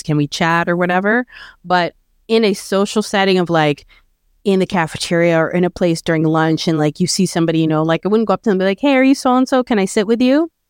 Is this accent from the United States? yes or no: no; Canada; born or raised there